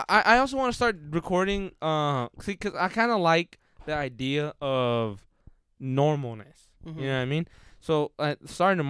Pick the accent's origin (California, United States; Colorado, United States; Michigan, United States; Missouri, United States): California, United States; King City; we're from that town